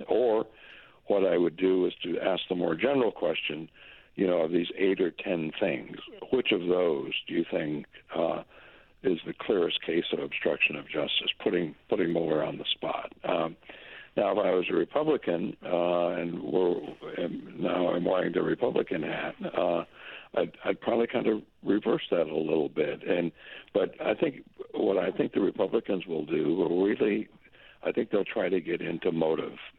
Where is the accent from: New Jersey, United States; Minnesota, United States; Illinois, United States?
Minnesota, United States; moved away as an adult; also born or lived in South Dakota / Syracuse, New York; now in Boston, United States; I went to the University of Minnesota, my home state university.